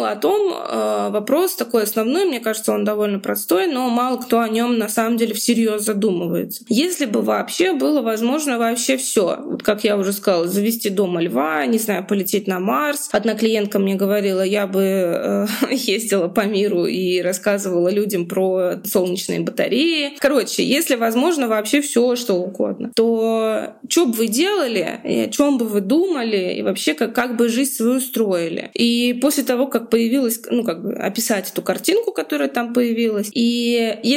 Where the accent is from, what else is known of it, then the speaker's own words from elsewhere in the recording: Moscow, Russia; ну, допустим, я из Москвы, да, если сейчас я зарабатываю в рублях